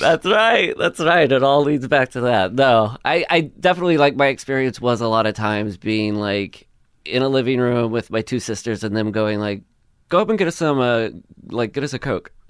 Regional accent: Le Mars, Iowa, United States; moved away as an adult; now in Los Angeles, United States; I grew up in Iowa, Northwest Iowa, this town called, uh, Lamar's

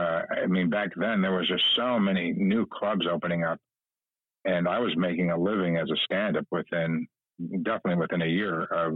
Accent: Chicago, Illinois, United States; for a kid growing up in Chicago to get out, you know, especially in the wintertime, was great.

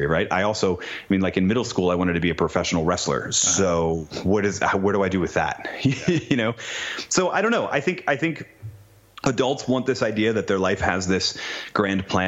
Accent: New England, United States; moved away as an adult; I grew up in New England

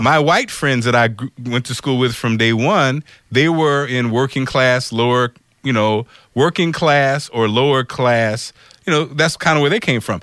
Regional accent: Springfield, Illinois, United States; also born or lived in Detroit, Michigan; I'm from Springfield, Illinois. I was born in Detroit.

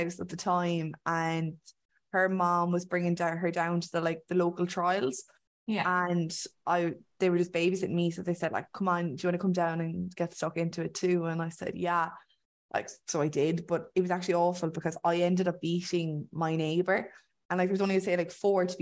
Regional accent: Limerick, Munster, Ireland; I'm from Limerick, which is a lovely place.

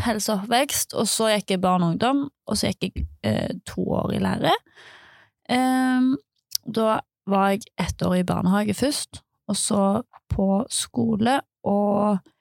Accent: Nærbø, Rogaland, Norway; jeg kom ifra Nærbø

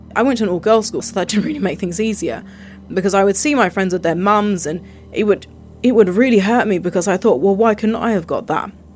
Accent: United Kingdom; I was born and raised here

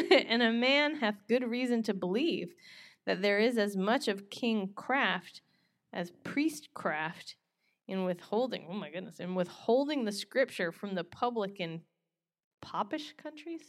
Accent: North Carolina, United States; moved away; grew up in North Carolina

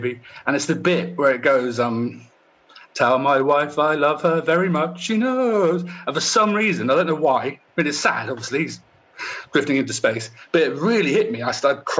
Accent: Poole, South West England, United Kingdom; moved away as an adult; also born or lived in Bournemouth / London; I'm from Bournemouth, or Poole, actually, which is next to Bournemouth

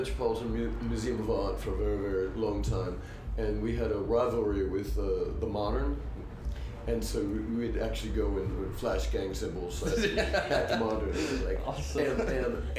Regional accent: New Brunswick, New Jersey, United States; also born or lived in Bridgewater, New Jersey; I came from New Brunswick, which is not, it's not poor, but not as affluent.

